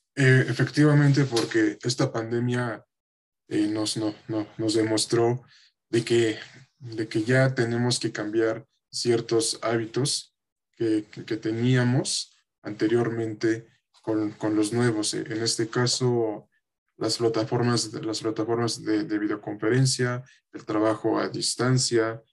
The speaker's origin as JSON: {"language": "Spanish", "country": "Mexico", "said": "como mexicanos"}